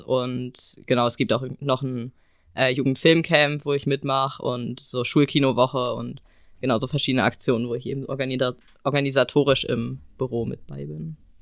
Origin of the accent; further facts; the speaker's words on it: Eckernförde, Schleswig-Holstein, Germany; bei uns in Eckernförde